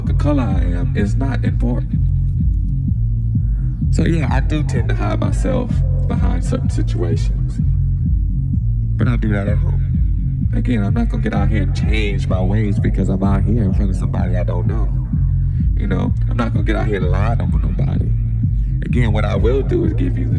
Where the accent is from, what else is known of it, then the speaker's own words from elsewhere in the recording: Detroit, Michigan, United States; my attitude growing up in Detroit